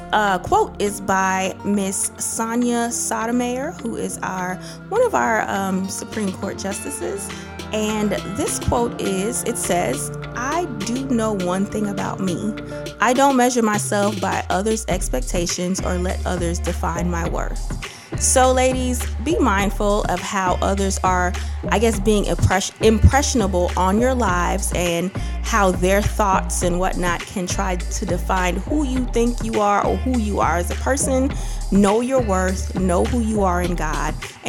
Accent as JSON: {"language": "English", "region": "New York", "country": "United States", "tie": "born or raised there", "also_born_or_lived": "New Jersey", "moved": "yes", "said": "I grew up in New York and New Jersey for a couple of years"}